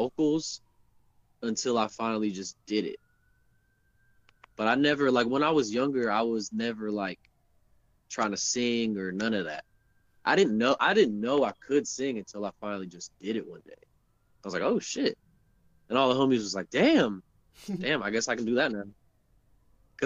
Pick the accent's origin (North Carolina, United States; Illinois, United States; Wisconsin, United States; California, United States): North Carolina, United States; Charlotte; moved away; I probably would have never left Charlotte the first time, for sure. I would have never left my hometown.